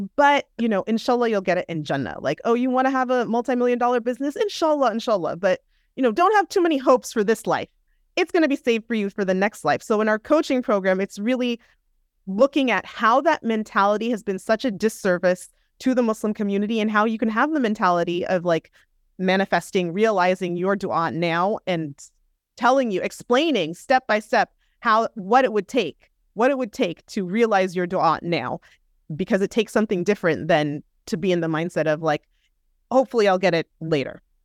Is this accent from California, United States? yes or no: yes; Southern California, United States; also born or lived in Minneapolis, Minnesota / Manhattan, New York; I grew up in Southern California